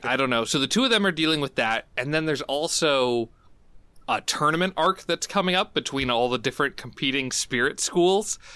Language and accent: English; United States; as an American who kinda grew up, like, in a very, like, bubble sort of world